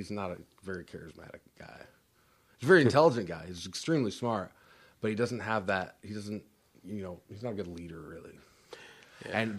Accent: Mississippi, United States; born there; we weren't from there. My like like we were. I was born in Mississippi. My my dad's from New York. My mom's from South Florida.

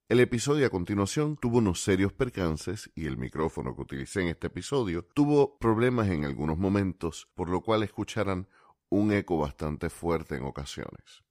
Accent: Puerto Rico; uno como puertorriqueño

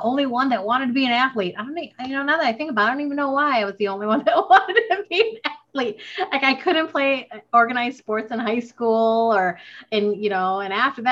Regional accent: United States; also born or lived in Philippines; I'm Filipino American. So I moved to the States when I was 5

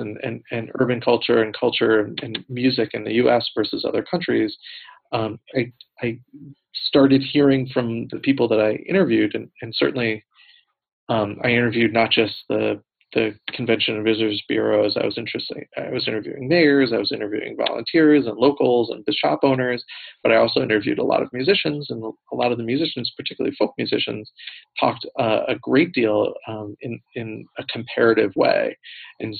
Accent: United States; as an American

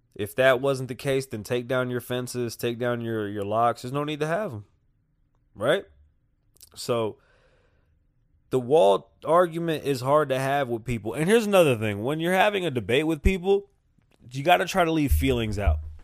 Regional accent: United States; I'm American.

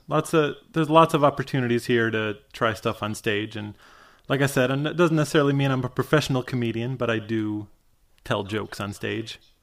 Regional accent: Michigan, United States; I grew up in Michigan

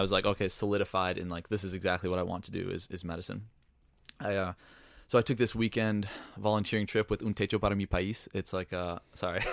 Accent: Northfield, Minnesota, United States; I grew up in Northfield, Minnesota

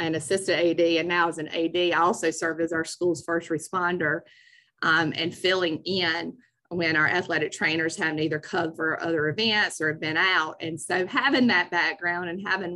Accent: Marshville, North Carolina, United States; I grew up actually here in Union County, which is right next to Mecklenburg County, right outside of Charlotte, in a small town of Marshville

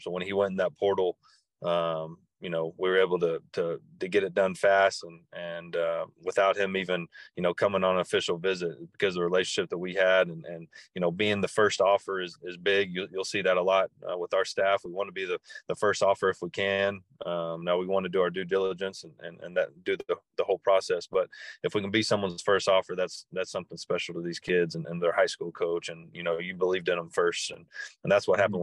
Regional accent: Texas, United States; being in, in, in Texas and growing up in Texas, I've, and especially East Texas

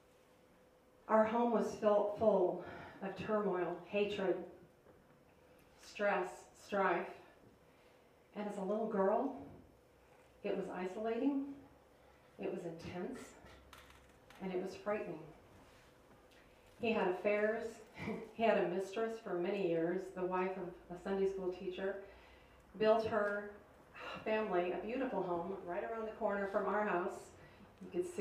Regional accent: outside of Chicago, Illinois, United States; I grew up outside of Chicago.

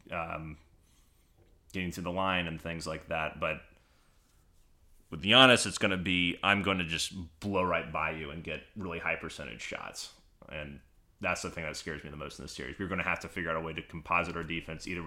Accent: the South, United States; I'm a Southerner.

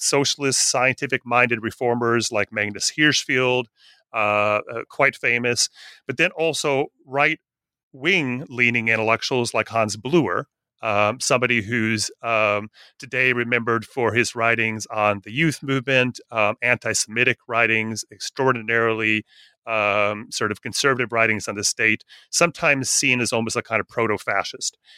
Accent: northern Wisconsin, United States; I grew up in a little town in northern Wisconsin

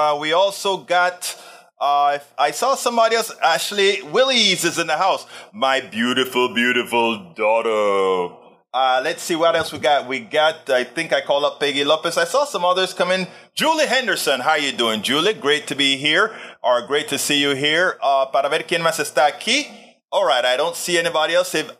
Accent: Panama; I'm from Panama

